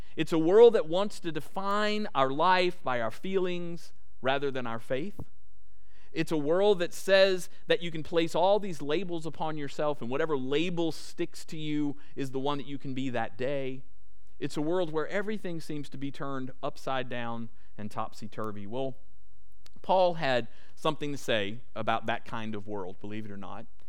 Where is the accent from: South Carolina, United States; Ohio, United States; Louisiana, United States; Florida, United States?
Louisiana, United States; moved away as an adult; now in Texas, United States; But I'm actually from Louisiana